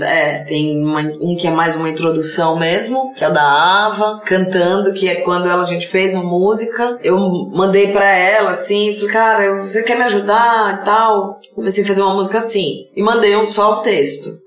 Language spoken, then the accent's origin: Portuguese; Brazil; Eu sou brasileira